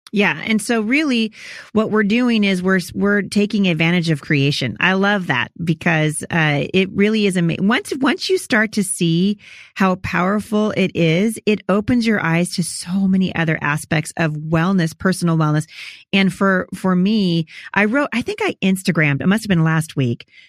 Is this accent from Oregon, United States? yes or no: yes; Portland, Oregon, United States; also born or lived in Chattanooga; I'm from Portland